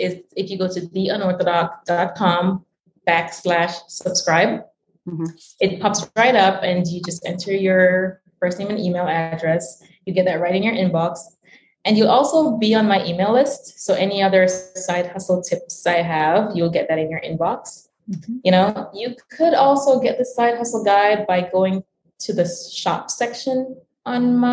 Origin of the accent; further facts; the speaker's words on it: Jamaica; now in Washington, DC, United States; I was born in Jamaica, was born in the Caribbean